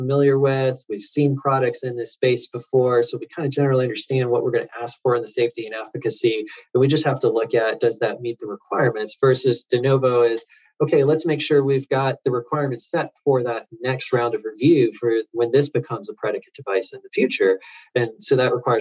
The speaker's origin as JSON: {"language": "English", "region": "Florida", "country": "United States", "tie": "born or raised there", "said": "I grew up in Florida."}